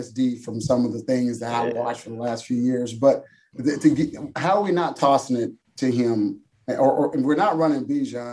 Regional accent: Central Texas, United States; I grew up in Central Texas, and Mr. Wiley's a 254 brother as well

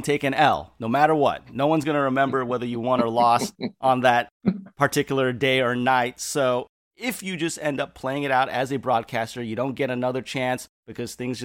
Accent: Santa Cruz, California, United States; I grew up in the Santa Cruz area, so a little bit south of San Francisco

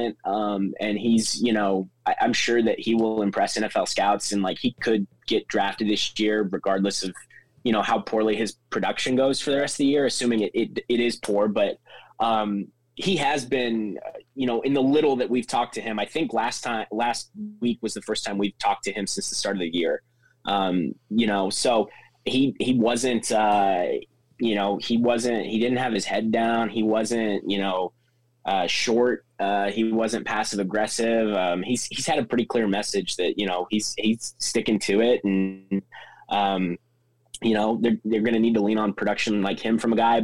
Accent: Kansas, United States; moved away as an adult; also born or lived in Missouri / Little Rock, Arkansas; now in Auburn, United States; I'm from Kansas originally, went to school at Missouri

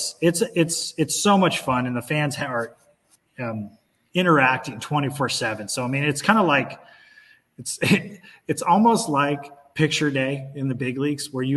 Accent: Orange County, California, United States; growing up in Orange County

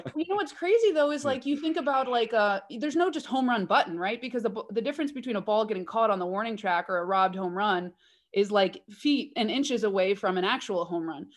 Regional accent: Oakland, California, United States; I was born and bred in Oakland

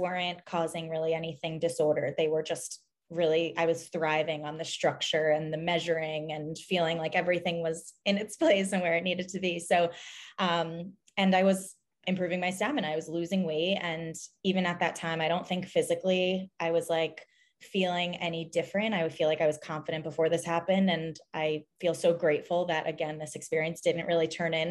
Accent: New Jersey, United States; born and raised in New Jersey. I now live in Hoboken, New Jersey

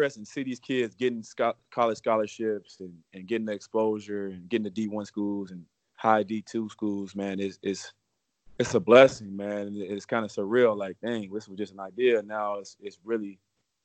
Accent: Cincinnati, Ohio, United States; I grew up watching DJ DeMar Johnson, because I'm from Cincinnati

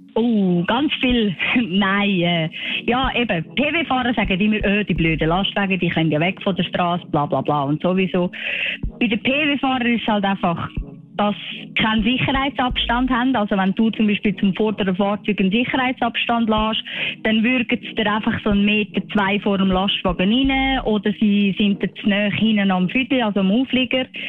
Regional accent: Switzerland; Bei uns in der Schweiz

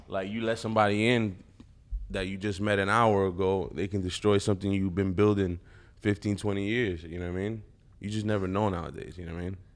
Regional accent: East Coast, United States; I'm from the East Coast.

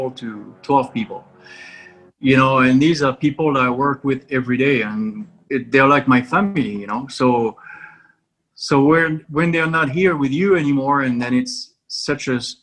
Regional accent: France; now in United States; And I come from France

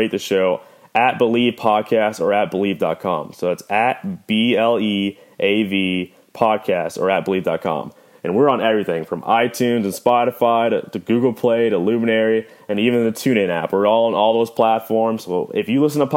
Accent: Atlanta, Georgia, United States; I'm from Atlanta, Georgia, originally

